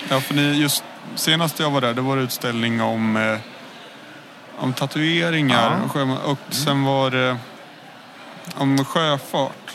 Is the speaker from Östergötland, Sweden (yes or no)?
no; Stockholm, Stockholm County, Sweden; jag som stockholmare